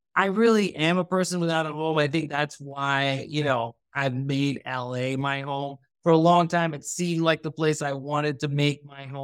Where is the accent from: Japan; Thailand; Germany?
Thailand; also born or lived in United States; I am Pakistani, but I grew up in Thailand, but I was born in the U.S. I've lived all over the U.S., right?